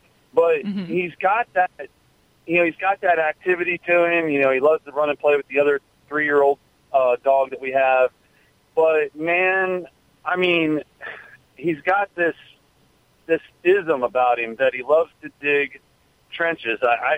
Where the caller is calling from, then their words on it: Weeki Wachee, Florida, United States; Calling from Wikiwaki, Florida.